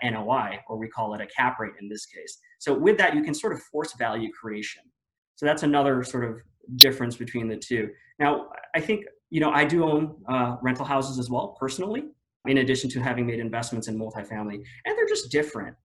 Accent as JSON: {"language": "English", "country": "Philippines", "tie": "born or raised there", "also_born_or_lived": "Washington, D.C., United States", "moved": "as an adult", "lives_now": "Austin, United States", "said": "me being born and raised in the Philippines"}